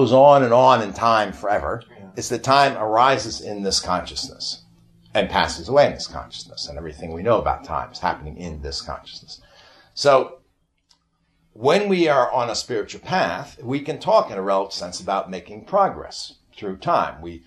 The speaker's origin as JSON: {"language": "English", "region": "New York", "country": "United States", "said": "I'm from New York"}